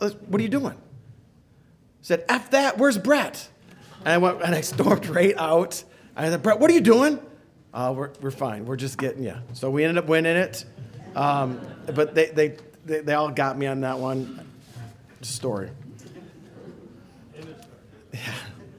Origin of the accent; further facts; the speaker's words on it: Port Huron, Michigan, United States; Since growing up in Port Huron, the name Socorri Flyers was big, especially in hockey.